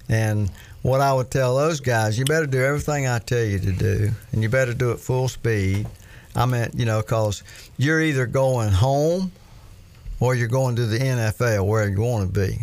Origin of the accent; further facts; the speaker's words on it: Florida, United States; I was born and raised in Florida